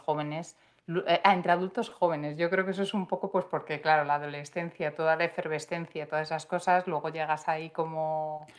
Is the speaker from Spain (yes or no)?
yes; Madrid, Community of Madrid, Spain; yo soy de, de Madrid, que es que Madrid es muy grande